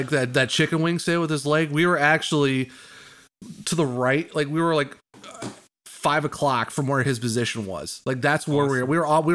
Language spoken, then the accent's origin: English; Northeast Ohio, United States; I'm from Northeast Ohio